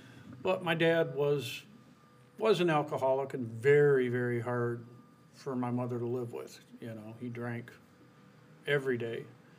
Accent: Taylor, United States; I was born and raised in Taylor.

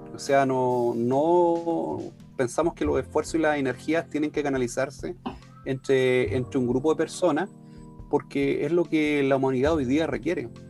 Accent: Chile; como buen chileno

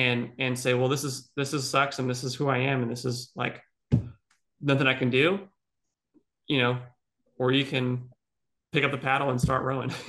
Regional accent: Dallas, Texas, United States; born there; You know, I'm an American. I'm born in America. I was born in Texas, born in Dallas. I moved 20 times before I was 18 years old, right?

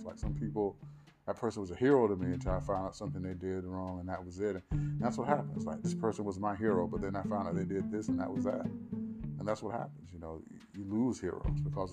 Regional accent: the South, United States; growing up in the South

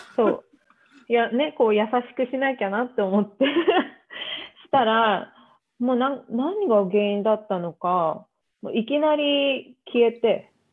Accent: Tokyo, Japan; 東京出身で、東京から動いたことがない

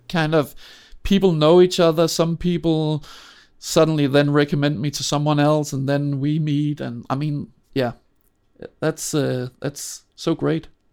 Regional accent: Copenhagen, Capital Region of Denmark, Denmark; I grew up in Denmark

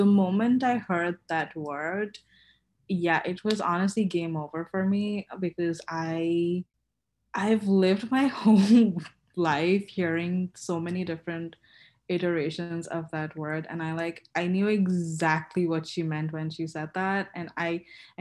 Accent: Kolkata, West Bengal, India; moved away as an adult; I've only been back once, been home once since I moved here, and home is India, Calcutta

